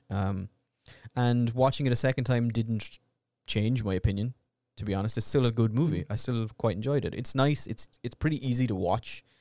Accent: Australia; Australian. I mean, I am Australian. I am Australian, mate.

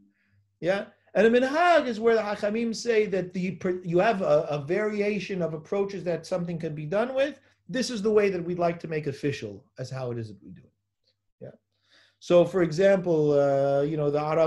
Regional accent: Los Angeles, California, United States; I'm from Los Angeles

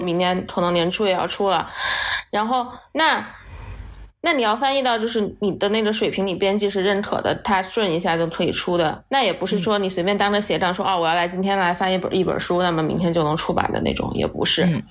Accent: Chongqing, China; moved away; also born or lived in Southern United States / New York / Beijing; 因为我是在美院长大的嘛

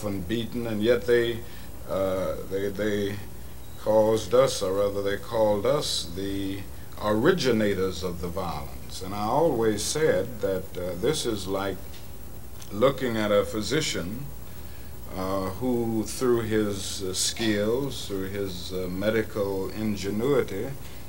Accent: Atlanta, Georgia, United States; I was born in Atlanta and went to school in Atlanta through college

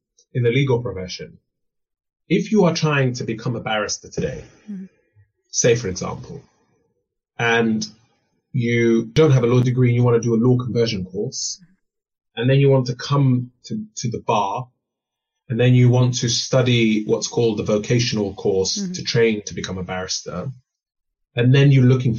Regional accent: London, United Kingdom; also born or lived in Kenya; growing up in Northwest London

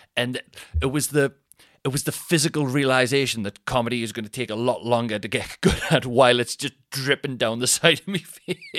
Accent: Newcastle upon Tyne, North East England, United Kingdom; accent: Newcastle accent; Geordie; I'm from Newcastle.

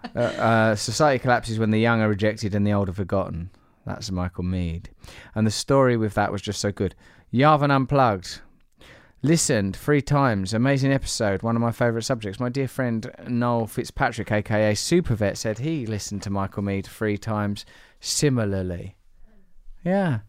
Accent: Essex, East of England, United Kingdom; I'm from Essex, I support West Ham

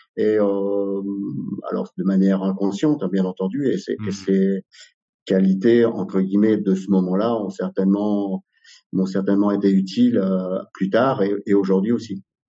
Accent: Drôme, Auvergne-Rhône-Alpes, France; born or raised there; also born or lived in Algeria

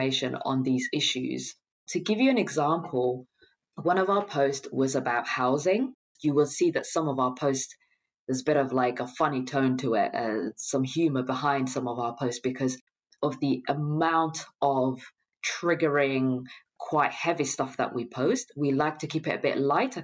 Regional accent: London, United Kingdom; as a Londoner

